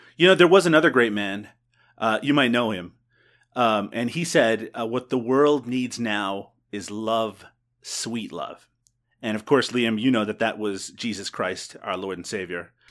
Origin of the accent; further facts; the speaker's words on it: Canada; it's in my blood as a Canadian